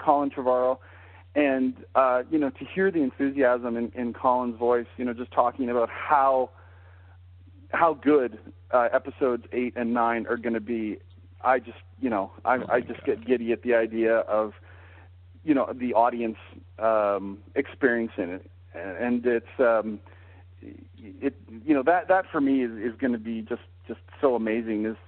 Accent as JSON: {"language": "English", "town": "Calgary", "region": "Alberta", "country": "Canada", "tie": "born or raised there", "said": "growing up in Calgary, Canada"}